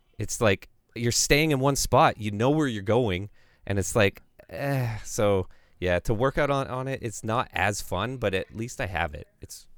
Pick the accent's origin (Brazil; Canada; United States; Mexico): Canada; I'm Canadian, man. It's my freaking pastime, okay?